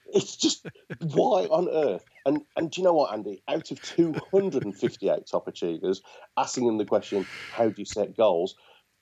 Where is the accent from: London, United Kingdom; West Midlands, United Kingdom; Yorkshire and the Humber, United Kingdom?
West Midlands, United Kingdom; Birmingham; being a Brummie